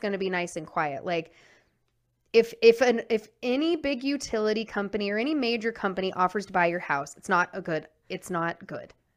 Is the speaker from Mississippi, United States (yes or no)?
no; New Jersey, United States; My hometown is a Superfund